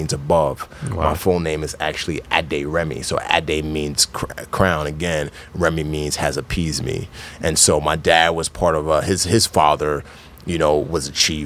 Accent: New York City, New York, United States; also born or lived in Nigeria; she permanently relocated us to New York City, and I grew up in the Bronx.

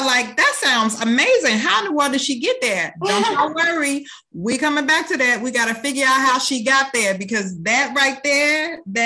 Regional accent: Minnesota, United States; also born or lived in Indiana; when I was seven, we relocated from Indiana to Minnesota.

